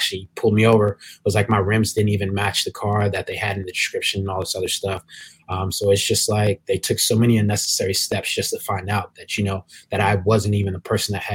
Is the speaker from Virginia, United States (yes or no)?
yes; Williamsburg, Virginia, United States; I grew up in Williamsburg, Virginia, which is pretty much a PWI